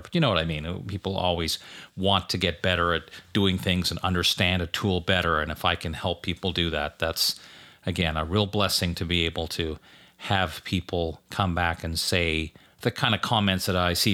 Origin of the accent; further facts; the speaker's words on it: Canada; now in United States; I grew up in Canada where Thanksgiving was in, always in October. So when I moved to the U S